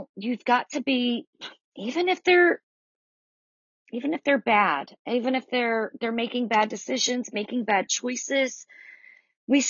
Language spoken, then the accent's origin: English; the South, United States; accent: southern; I'm definitely from the South by my accent, but I know that it's more than just being southern roots